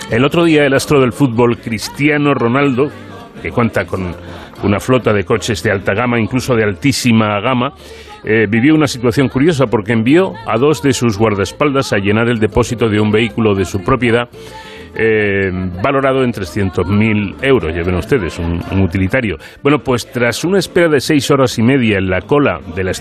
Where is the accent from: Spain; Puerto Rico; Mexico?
Spain; Y de nuevo reiterarle pues nuestra más cordial enhorabuena también como españoles nos sentimos orgullosos de, de, usted por este premio internacional L'Oréal UNESCO.